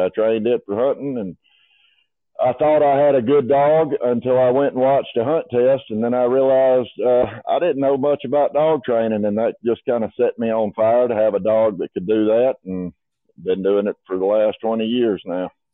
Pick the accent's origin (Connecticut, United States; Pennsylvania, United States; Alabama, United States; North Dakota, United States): Alabama, United States; Union Springs; I grew up in Union Springs, Alabama